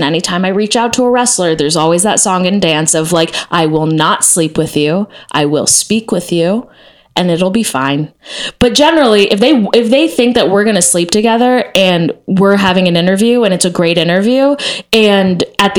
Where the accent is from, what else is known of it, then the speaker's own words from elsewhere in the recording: Texas, United States; I like was part of this thing called Noise House when I was growing up in Texas